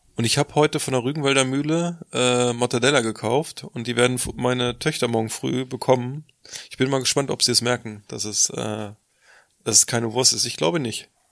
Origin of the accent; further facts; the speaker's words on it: Lower Saxony, Germany; bei uns in Niedersachsen